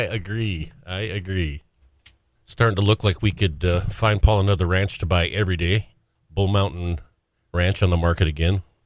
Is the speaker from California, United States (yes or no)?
no; Great Falls, Montana, United States; I grew up in Great Falls, Golden Triangle